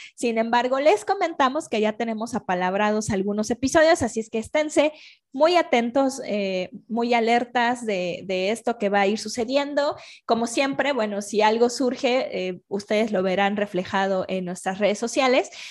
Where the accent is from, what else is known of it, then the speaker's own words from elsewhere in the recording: Mexico; yo soy mexicana